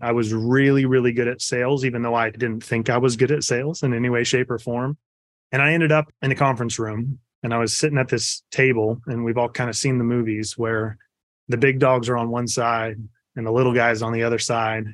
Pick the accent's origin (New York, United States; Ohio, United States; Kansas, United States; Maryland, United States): Kansas, United States; just outside of Topeka; I was born in Kansas, just outside of Topeka